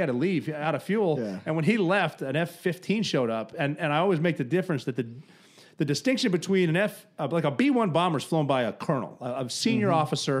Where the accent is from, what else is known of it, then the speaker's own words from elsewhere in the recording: Montana, United States; I grew up in Montana.